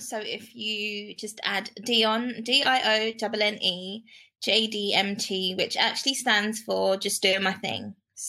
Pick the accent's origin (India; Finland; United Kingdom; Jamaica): United Kingdom; England; also born or lived in North London; I'm from England. I live in London, North London.